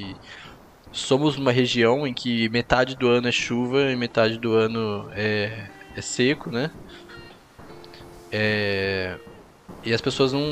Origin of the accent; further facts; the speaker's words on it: Florianópolis, Santa Catarina, Brazil; eu sou de Florianópolis e tal, sou do sul, né?